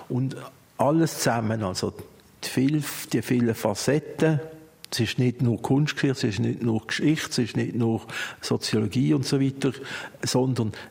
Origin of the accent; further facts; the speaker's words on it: Basel, Basel-Stadt, Switzerland; Basel geboren, ich bin hier aufgewachsen.